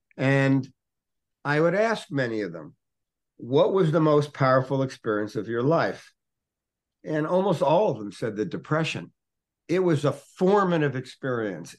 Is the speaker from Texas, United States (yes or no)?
no; Newark, New Jersey, United States; When I was a little boy, I grew up in Newark, New Jersey